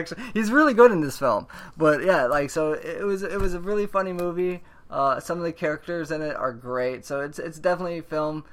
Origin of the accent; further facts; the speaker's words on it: Florida, United States; I'm from Florida.